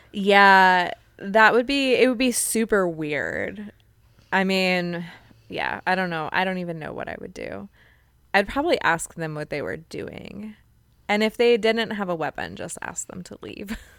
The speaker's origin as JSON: {"language": "English", "town": "Joshua Tree", "region": "California", "country": "United States", "tie": "born or raised there", "said": "I grew up in Joshua Tree, California, which is in San Bernardino County"}